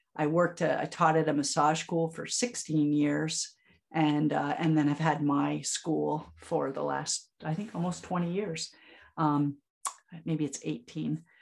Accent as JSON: {"language": "English", "region": "Vermont", "country": "United States", "tie": "born or raised there", "also_born_or_lived": "Upstate New York", "moved": "yes", "lives_now": "Ithaca, United States", "said": "I'm a native Vermonter. And so we are very attached to being that. So, I'm from Vermont, but I live in upstate New York"}